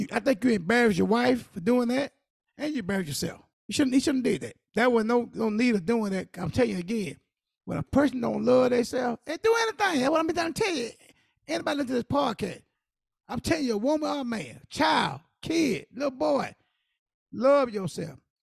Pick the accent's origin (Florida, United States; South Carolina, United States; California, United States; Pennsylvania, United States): South Carolina, United States; I'm from South Carolina